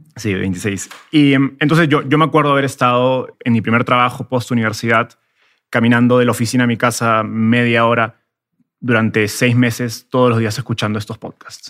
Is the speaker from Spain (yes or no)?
no; Peru; moved away as an adult; also born or lived in Mexico / Silicon Valley; soy peruano, vivía en Perú hasta hace tres años